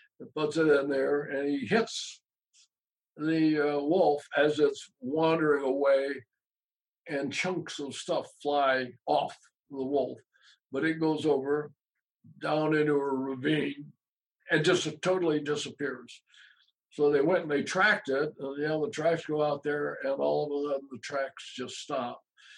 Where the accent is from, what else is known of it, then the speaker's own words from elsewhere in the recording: Utah, United States; You know, we're on the east side of Utah, all the way across the state.